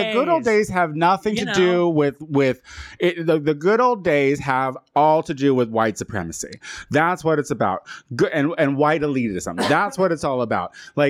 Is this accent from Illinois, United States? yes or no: yes; Chicago, Illinois, United States; I mean, I'm from Chicago. That happens.